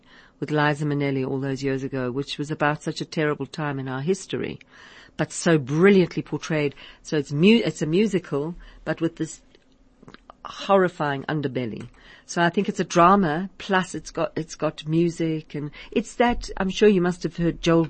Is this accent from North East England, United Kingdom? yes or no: no; Liverpool, North West England, United Kingdom; Liverpool. I come from Liverpool. It's right. It's sort of like South African in a way, because it's got that achum. Achum from Liverpool.